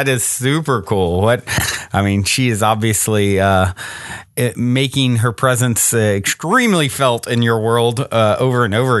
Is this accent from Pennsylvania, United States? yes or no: no; Virginia, United States; moved away; I'm originally from Virginia and have a lot of roots in North Carolina. And so all on my dad's side are North Carolina roots.